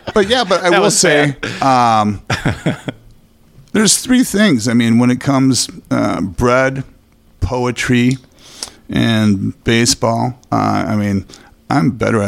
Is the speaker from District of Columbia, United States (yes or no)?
no; Los Angeles, California, United States; born there; No, I was born in Los Angeles.